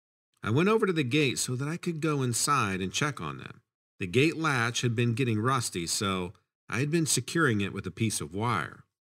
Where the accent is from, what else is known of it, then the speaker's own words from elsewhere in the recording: Kentucky, United States; I grew up in Kentucky on a horse breeding farm, so my love of horses runs deep.